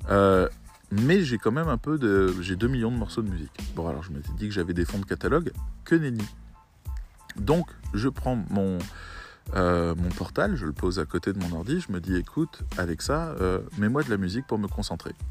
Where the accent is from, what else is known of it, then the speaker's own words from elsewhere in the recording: Syria; Moi, je viens de Syrie, hein, je vous le dis.